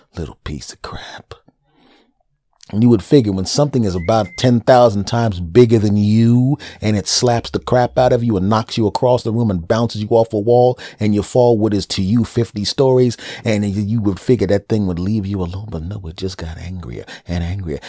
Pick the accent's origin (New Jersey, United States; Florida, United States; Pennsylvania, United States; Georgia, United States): Pennsylvania, United States; Philadelphia; I was living in Philadelphia at the time. And I go to South Philadelphia because I wanna go to the place in my hometown